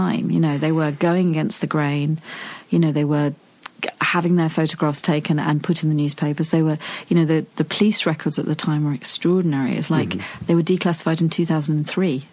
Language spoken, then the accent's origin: English; United Kingdom; I'm such a Brit